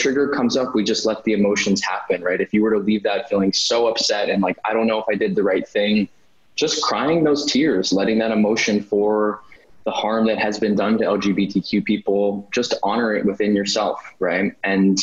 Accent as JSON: {"language": "English", "town": "New York City", "region": "New York", "country": "United States", "tie": "born or raised there", "said": "I grew up in New York. I remember seeing even like the carriage horses in New York City"}